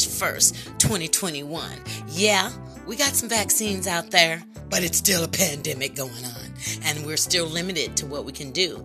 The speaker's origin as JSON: {"language": "English", "country": "United States", "said": "I am an American citizen, a Black American citizen."}